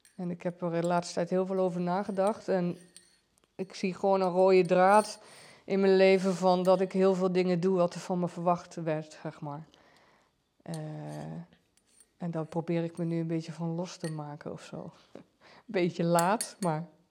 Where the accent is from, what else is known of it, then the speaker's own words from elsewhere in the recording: Giesbeek, Gelderland, Netherlands; also born or lived in Arnhem / Doesburg; ik ben getogen en geboren in Giesbeek